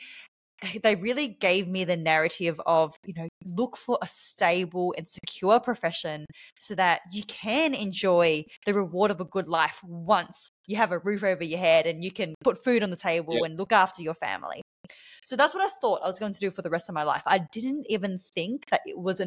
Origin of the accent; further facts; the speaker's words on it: Australia; accent: Australian; also born or lived in Bali; you may be able to tell from my accent that I am from Australia. So I am an Australian in Bali right now.